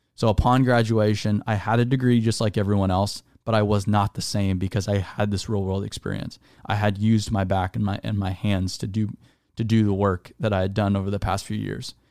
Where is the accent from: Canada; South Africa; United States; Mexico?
United States; Arizona; I was raised in Arizona